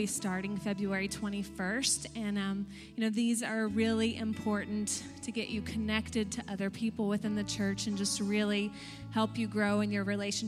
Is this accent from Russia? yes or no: no; Texas, United States; now in Pennsylvania, United States; I'm from Texas